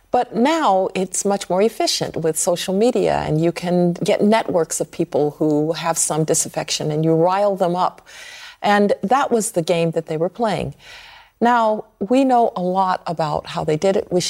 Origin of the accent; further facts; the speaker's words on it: Birmingham, Alabama, United States; I grew up in Birmingham, Alabama. I know and understand uh, language of that kind.